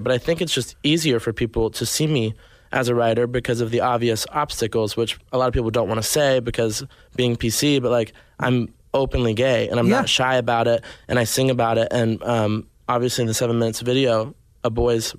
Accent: Arkansas, United States; born or raised there; also born or lived in Nashville, Tennessee; now in Los Angeles, United States

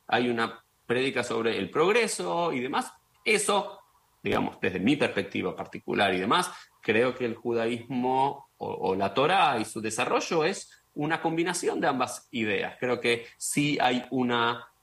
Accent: Argentina; como judío, como argentino, como sionista

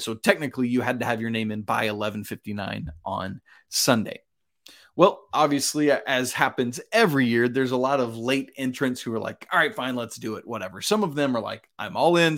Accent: Georgia, United States; my home state of Georgia

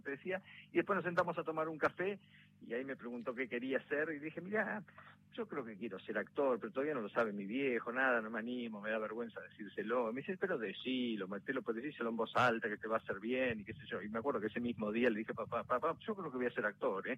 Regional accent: La Plata, Buenos Aires Province, Argentina; atajaba de pibe en la Liga de la Plata

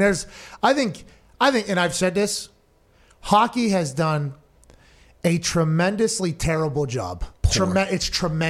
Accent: Texas, United States; I'm from Texas.

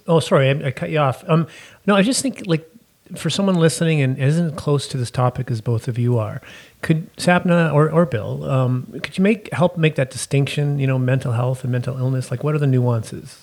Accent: Canada

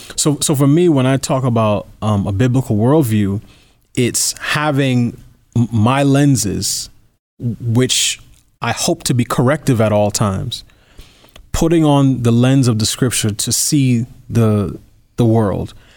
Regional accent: New York, United States; I, I grew up in New York as a New Yorker

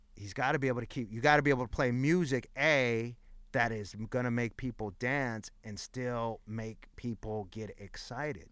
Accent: Los Angeles, California, United States; At the time that I grew up in East L A, like, in my high school alone, there was fifty D Js.

